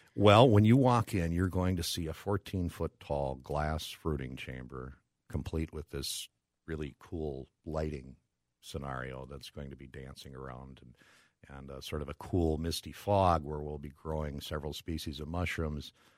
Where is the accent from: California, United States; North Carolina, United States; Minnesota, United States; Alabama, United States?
Minnesota, United States; Brooklyn Park; I'm a Minnesota boy. Grew up, uh, born and raised in, uh, Brooklyn Park.